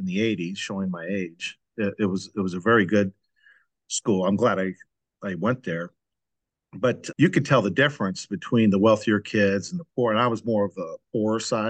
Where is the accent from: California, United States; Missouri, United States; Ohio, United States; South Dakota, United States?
Missouri, United States; St. Louis; I grew up in St. Louis